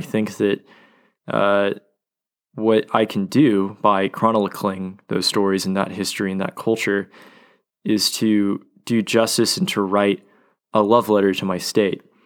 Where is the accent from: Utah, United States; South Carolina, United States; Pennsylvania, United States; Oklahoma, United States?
Oklahoma, United States; Oklahoma City; moved away as an adult; now in Dallas, United States; growing up in Oklahoma City and spending a lot of time at my father's law office